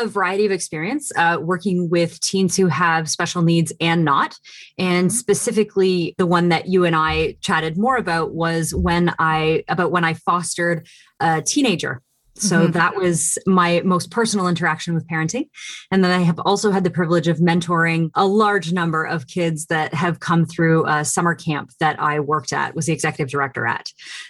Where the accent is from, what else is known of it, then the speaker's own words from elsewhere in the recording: Canada; I'm Canadian.